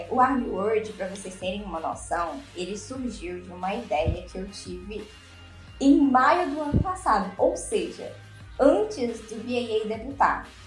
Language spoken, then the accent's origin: Portuguese; Ceará, Brazil; todas nós aqui, nós somos nordestinas. Eu sou aqui do Marco Ceará